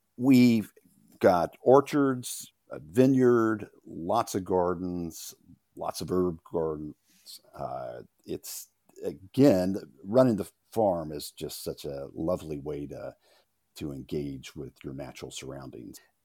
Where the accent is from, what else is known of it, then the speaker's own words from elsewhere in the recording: Louisiana, United States; moved away as an adult; now in Tennessee, United States; I come from Louisiana, which has a strong sense of place and identity, but I've been in Tennessee since eighty-five when I came up here after college.